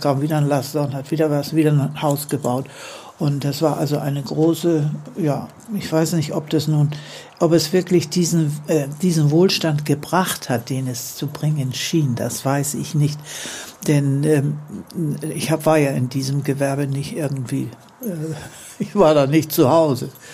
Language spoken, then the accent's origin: German; Hamburg, Germany; moved away as an adult; now in Neuwied, Germany; Ich bin 92 Jahre alt, in Hamburg geboren, in Hamburg groß geworden und mit etwa gut 30 Jahren nach Neuwied gekommen